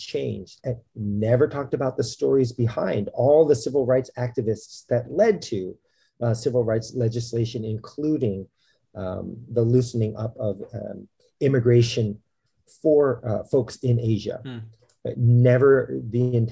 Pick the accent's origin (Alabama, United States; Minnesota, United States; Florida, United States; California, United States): California, United States; Northern; public school growing up in Northern California